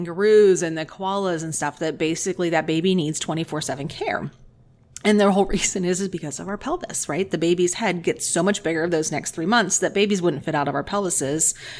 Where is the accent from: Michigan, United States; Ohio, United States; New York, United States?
Ohio, United States; Dayton; also born or lived in Toledo, Ohio; now in Columbus, United States; so lactation consultant here in Columbus. And I've always lived in Ohio. So I was born and raised in Dayton, went to medical school up in Toledo, and then came down here for residency.